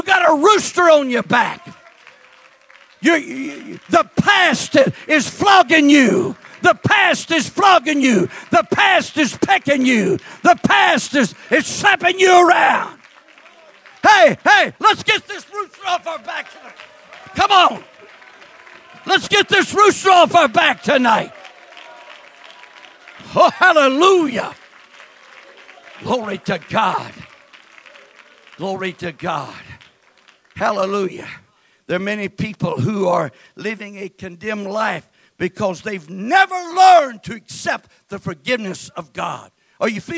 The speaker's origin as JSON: {"language": "English", "region": "West Texas", "country": "United States", "tie": "born or raised there", "said": "I was born and raised in West Texas in my formative years"}